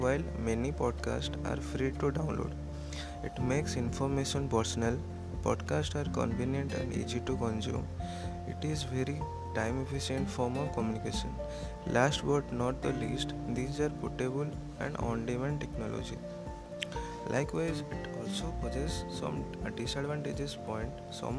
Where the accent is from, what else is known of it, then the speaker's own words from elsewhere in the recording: India; I am from India